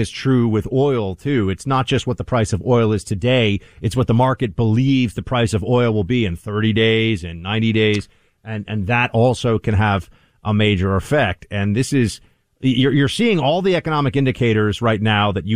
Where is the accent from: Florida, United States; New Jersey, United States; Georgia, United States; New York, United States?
New York, United States; I'm from New York